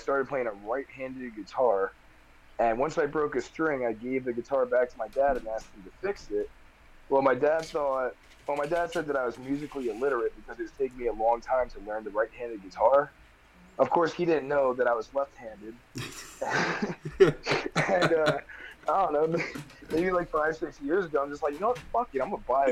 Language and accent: English; New Jersey, United States; also born or lived in New Brunswick, New Jersey; I was born at the hospital in New Brunswick, New Jersey, and really just moved around my entire life all throughout New Jersey